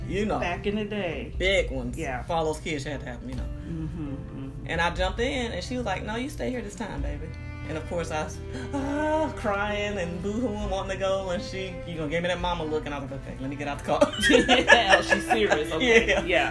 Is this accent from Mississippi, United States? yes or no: yes; Moss Point, Mississippi, United States; also born or lived in Pascagoula, Mississippi / California; now in Houston, United States; I was born in actually in Pascagoula, which is right next to Moss Point, two small towns. But I grew up in Moss Point, Mississippi